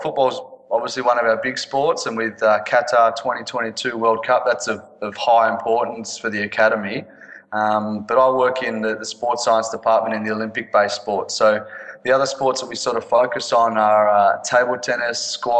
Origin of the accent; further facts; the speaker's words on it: Melbourne, Victoria, Australia; I'm from Australia, from Melbourne